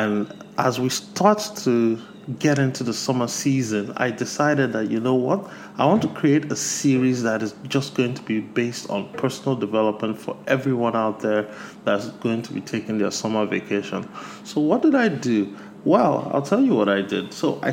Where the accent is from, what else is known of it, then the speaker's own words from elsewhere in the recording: Nigeria; my home country of Nigeria